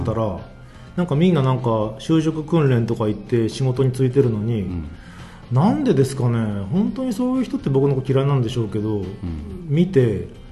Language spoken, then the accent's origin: Japanese; Toyama, Japan; 富山に1日だけ休みもらって帰省して